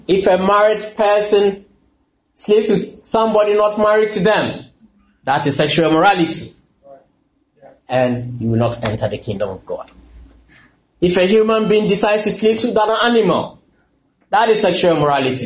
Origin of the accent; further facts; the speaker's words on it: Ghana; moved away as an adult; also born or lived in London; I'm from Ghana